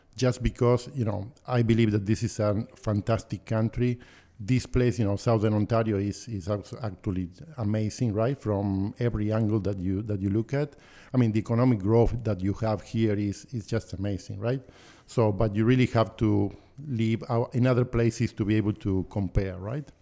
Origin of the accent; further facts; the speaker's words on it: Buenos Aires, Argentina; moved away as an adult; now in Canada; I was born and raised in Buenos Aires